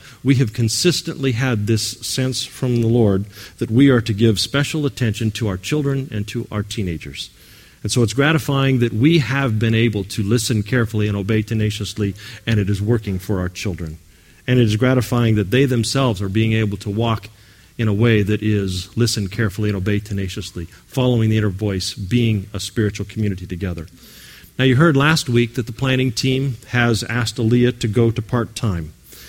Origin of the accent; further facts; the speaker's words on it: California, United States; I came from California to start a spiritual community about 12 years ago